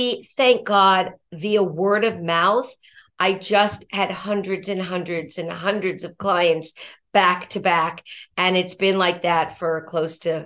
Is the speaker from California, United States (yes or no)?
yes; Los Angeles, California, United States; now in Brooklyn, United States; I was from Los Angeles, California, originally